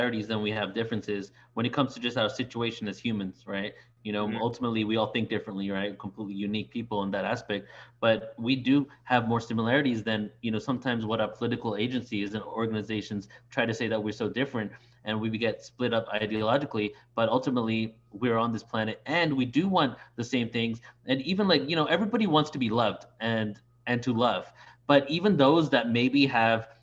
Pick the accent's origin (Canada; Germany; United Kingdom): United Kingdom; England; now in United States; I'm Indian, born in England, living in the US